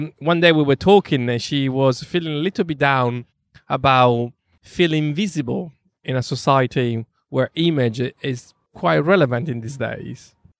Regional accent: London, United Kingdom; And also, you know, we are from London. London can be a very tough city.

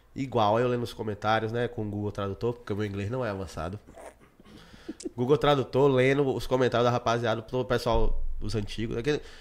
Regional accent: Brazil; eu sou de Cajazeiras, Moro aqui há 26 anos

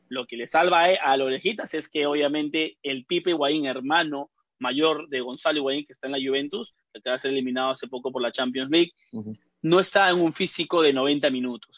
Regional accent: Peru; now in United States; nosotros que somos peruanos

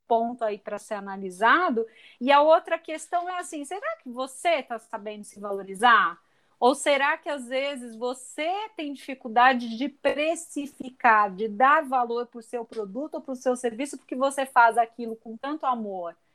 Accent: Santos, São Paulo, Brazil; eu sou santista de nascimento de coração

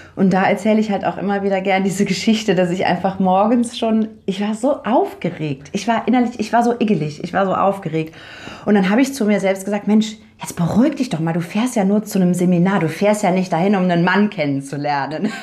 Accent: Cologne, North Rhine-Westphalia, Germany; moved away as an adult; now in Paraguay; wir kommen aus NRW beide.

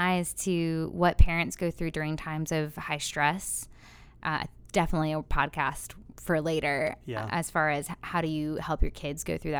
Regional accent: Florida, United States; now in Cape Fear region, United States; I grew up in Florida.

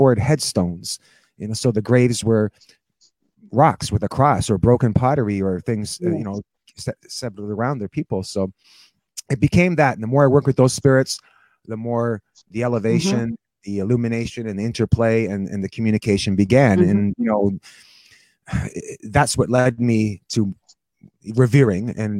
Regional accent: Toronto, Ontario, Canada; moved away as an adult; now in St. Catharines, Canada; I grew up in Toronto, but I live here in St. Catharines since a long time, like probably almost 30 years now

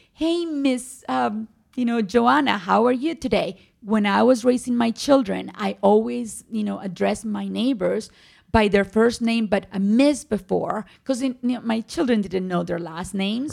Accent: Medellín, Antioquia, Colombia; born or raised there; English is a second language; moved away as an adult; also born or lived in Cartagena, Colombia; now in United States

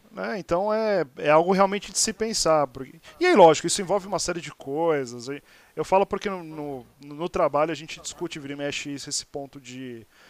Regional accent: Santos, São Paulo, Brazil; moved away as an adult; now in São Paulo, Brazil; eu sou de Santos, mas moro em São Paulo já há 20 anos

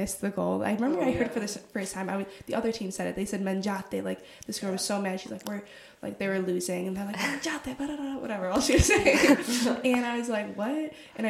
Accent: United States; moved away as an adult; now in Perugia, Italy; we're American

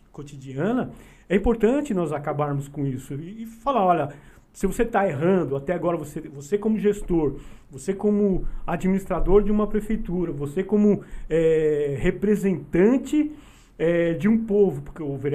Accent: Mauá, São Paulo, Brazil; nós somos do Zaira, né? Uhum. Conhecemos bem o Zaira

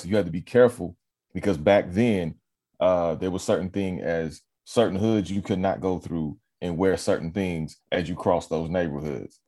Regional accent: Los Angeles, California, United States; also born or lived in Carson / Inglewood / Long Beach; I'm born and raised in L

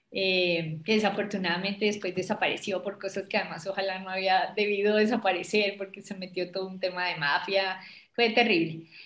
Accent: Bogotá, Colombia; yo soy bogotana, yo creo que se me nota

